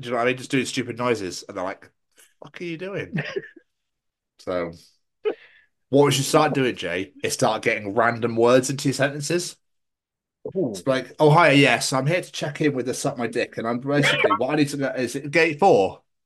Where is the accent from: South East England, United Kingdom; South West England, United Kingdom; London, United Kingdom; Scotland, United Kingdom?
Scotland, United Kingdom; accent: Scottish; I really have not butcher my own fucking accent here